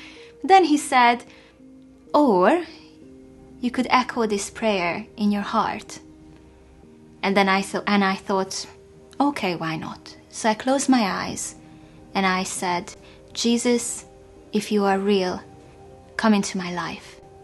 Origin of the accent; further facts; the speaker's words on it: Hungary; moved away as an adult; now in England; I was born in Hungary in the 1980s, and this was at the time when the country was still under the communist regime